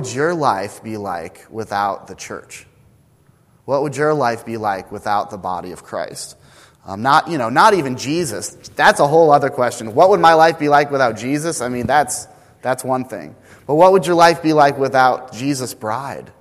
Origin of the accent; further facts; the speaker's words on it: the Northwest, Pacific Northwest, United States; moved away; I was this kid from the Northwest